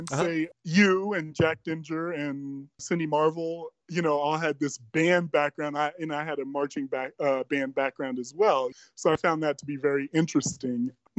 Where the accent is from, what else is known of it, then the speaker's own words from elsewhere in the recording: Bad Cannstatt, Baden-Württemberg, Germany; born there; Well, I was born in Germany, Bad Cannstatt, Germany